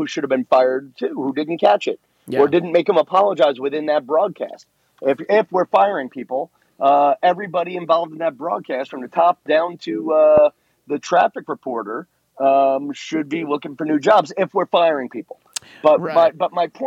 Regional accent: New York, United States; I'm from New York in a time when the Italian people lived in one neighborhood, the Irish people lived in the other

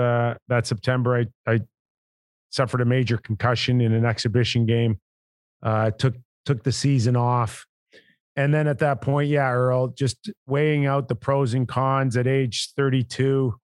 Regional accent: Toronto, Ontario, Canada; I was just the 80th player to be born and raised in Toronto

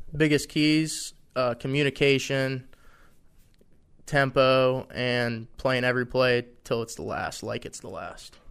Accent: Ohio, United States; moved away as an adult; now in Harrisonburg, United States; I'm from Ohio. A lot of my family's from West Virginia

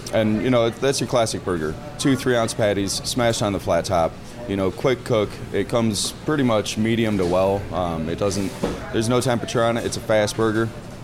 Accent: Madison, Wisconsin, United States; moved away; I grew up in Madison, Wisconsin.

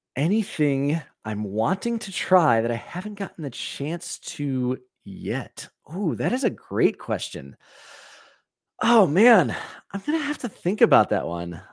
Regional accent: Valparaiso, Indiana, United States; I grew up in Valparaiso, Indiana

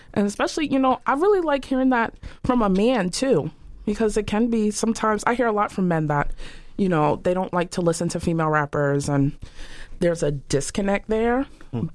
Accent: Boston, Massachusetts, United States; I grew up poor. I'm from Dorchester

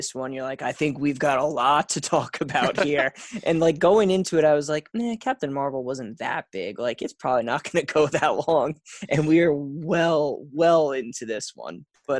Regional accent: near Paramus, New Jersey, United States; born or raised there

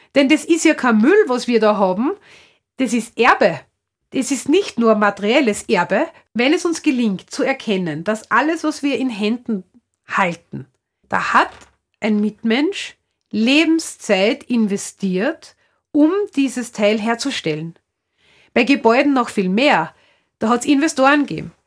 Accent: Upper Austria, Austria; Man hört vielleicht an meiner Sprache, ich stamme aus Oberösterreich

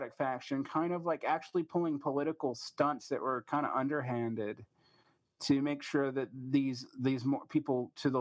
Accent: Georgia, United States; it's in my home state. It's off the coast of Savannah.

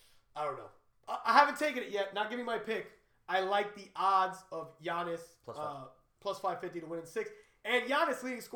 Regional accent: New Jersey, United States; also born or lived in Miami; I'm from Jersey.

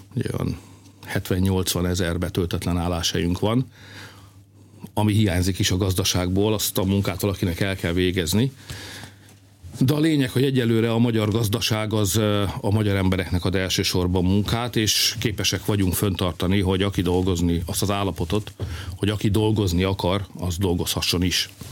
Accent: Hungary; mi magyarok vagyunk

